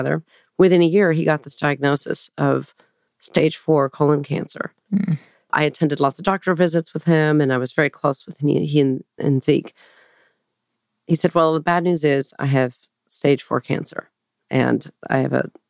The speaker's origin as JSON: {"language": "English", "town": "Portland", "region": "Oregon", "country": "United States", "tie": "born or raised there", "also_born_or_lived": "Hawaii", "moved": "yes", "lives_now": "New York City, United States", "said": "I grew up in Portland, riding around on the TriMet bus in the rain"}